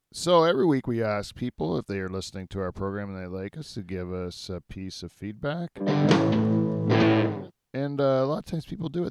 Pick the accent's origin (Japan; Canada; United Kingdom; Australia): Canada; as Canadians